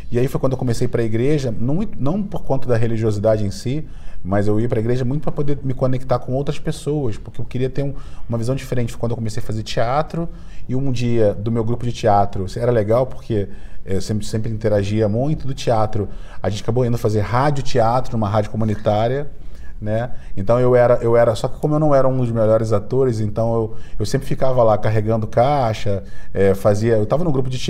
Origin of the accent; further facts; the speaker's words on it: Brazil; accent: carioca; Quem, quem me, já me viu sabe que eu tenho sotaque de carioca, mas meu design é cearense, então minha família veio toda do, do Ceará.